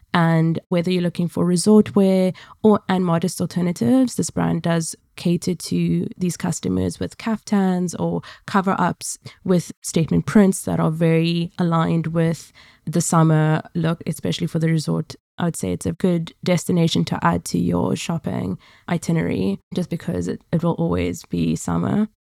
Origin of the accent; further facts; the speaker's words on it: Cape Town, Western Cape, South Africa; now in London, United Kingdom; my hometown, Cape Town.